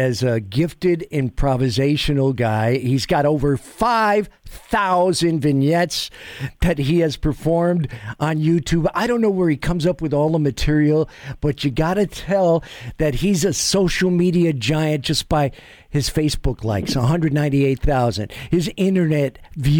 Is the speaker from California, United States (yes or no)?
no; New York City, New York, United States; moved away as an adult; now in Sacramento, United States; I'm from Washington Heights, just off the bridge from New Jersey